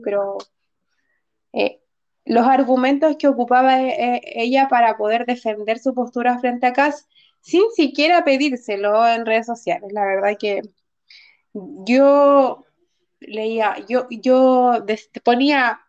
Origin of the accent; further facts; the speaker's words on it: Santiago, Santiago Metropolitan Region, Chile; yo nací en San Miguel, pero viví en Lo Espejo como los, en los primeros seis años